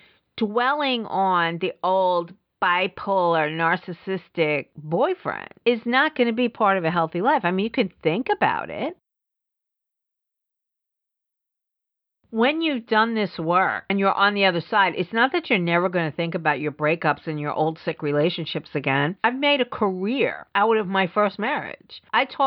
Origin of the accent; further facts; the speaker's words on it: New York City, New York, United States; I grew up in the Bronx